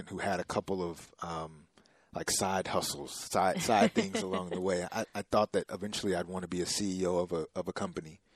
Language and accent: English; Texas, United States; also born or lived in Nebraska; I grew up here in Texas